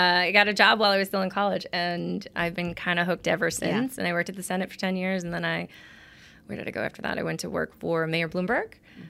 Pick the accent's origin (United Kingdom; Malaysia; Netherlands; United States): United States; Mastic Beach, New York; also born or lived in Nassau County, New York / Rockville Centre, New York; Born and raised on Long Island. So Massac Beach, South Shore. Grew up basically at the beach.